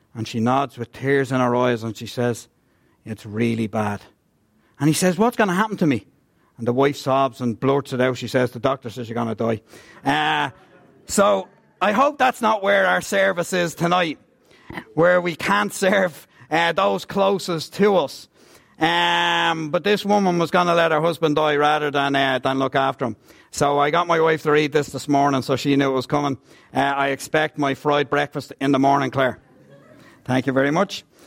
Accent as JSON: {"language": "English", "country": "Ireland", "also_born_or_lived": "Scotland"}